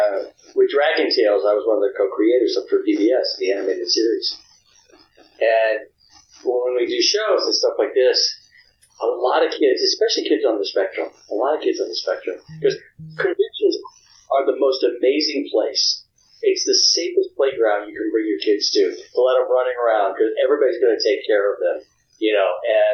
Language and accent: English; the South, United States; I think what it is that, you know, I'm from the South. I was a little Southern kid, and it feels like a dream to me.